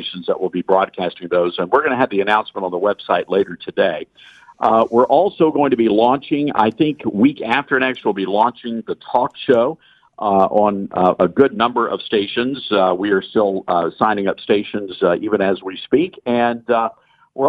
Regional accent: Memphis, Tennessee, United States; I'm from Memphis, Tennessee

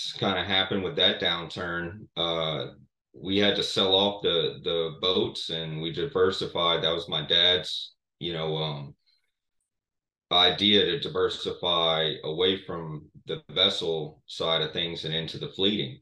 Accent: Morgan City, Louisiana, United States; growing up in Morgan City, I would say as a lifer here

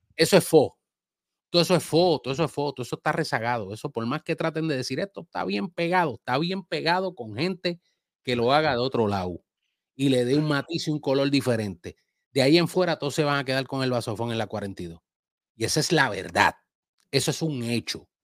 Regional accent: Puerto Rico; now in Dominican Republic; Mi bandera puertorriqueña va en unos lugares y en unas cosas como mi amor patrio y mi tierra

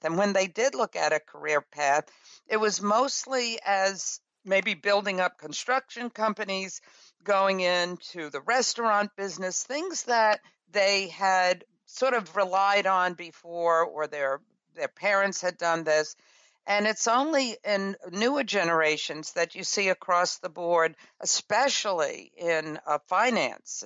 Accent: New York City, New York, United States; I grew up in Brooklyn, New York, in a rural area.

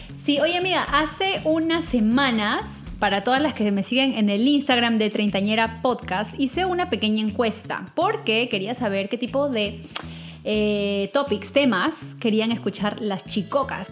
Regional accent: Peru; mi país, Perú

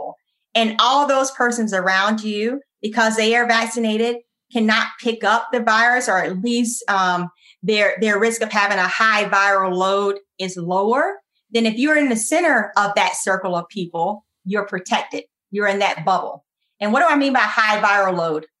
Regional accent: United States; accent: country; now in Virginia, United States; my country accent

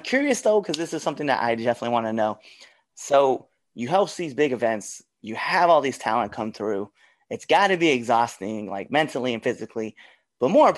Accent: Western Nebraska, United States; moved away; in my hometown where I'm originally from in Western Nebraska

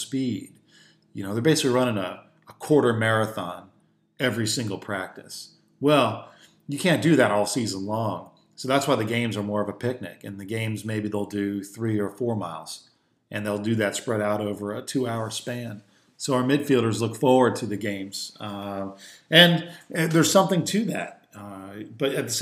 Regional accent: Philadelphia, Pennsylvania, United States; I grew up in Philadelphia

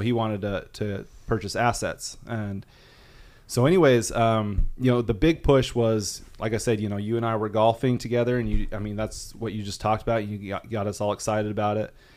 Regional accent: Rexburg, Idaho, United States; moved away as an adult; also born or lived in southern Arkansas; I'm from Rexburg, Idaho

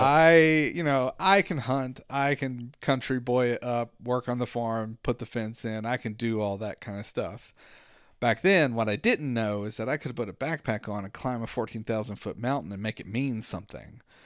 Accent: Southwestern Virginia, United States; I grew up in Southwestern Virginia

